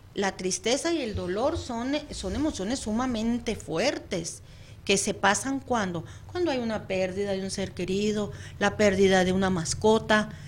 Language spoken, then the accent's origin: Spanish; Mexico; now in United States; Yo vivo lejos de mi país de origen